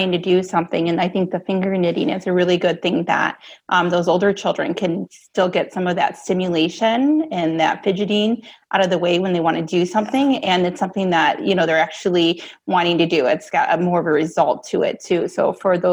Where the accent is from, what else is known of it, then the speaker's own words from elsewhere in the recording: Marengo, Illinois, United States; I'm from Marengo, Illinois.